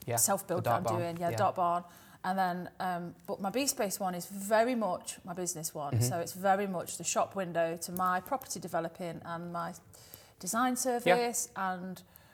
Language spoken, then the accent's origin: English; Nottingham, East Midlands, United Kingdom; we're both from Nottingham.